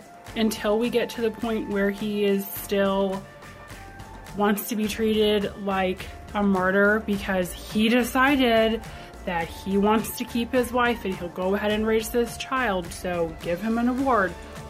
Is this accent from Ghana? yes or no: no; Australia; I'm from Australia